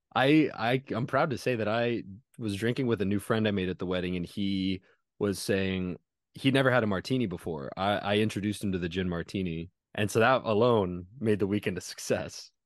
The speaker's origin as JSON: {"language": "English", "region": "California", "country": "United States", "tie": "born or raised there", "moved": "yes", "said": "I'm in my hometown"}